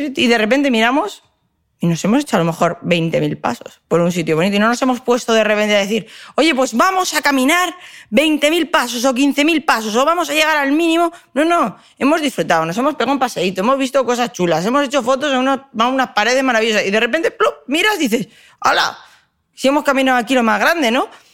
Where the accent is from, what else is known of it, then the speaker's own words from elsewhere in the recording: Madrid, Community of Madrid, Spain; moved away; also born or lived in Valencia; Yo, como soy madrileña, como digo, nacida en Madrid, pero me siento valenciana